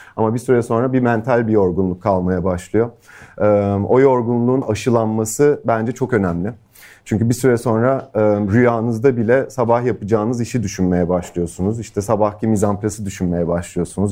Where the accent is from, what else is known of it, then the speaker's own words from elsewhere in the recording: Turkey; moved away as an adult; also born or lived in Los Angeles, United States; Türkiye'ye dönmeye karar verdim